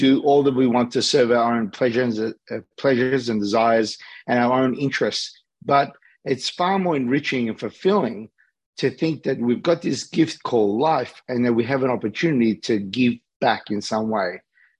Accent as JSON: {"language": "English", "country": "Australia", "tie": "born or raised there", "also_born_or_lived": "Los Angeles, United States", "accent": "Australian", "said": "I'm born and raised in Australia, but I live between LA and Sydney"}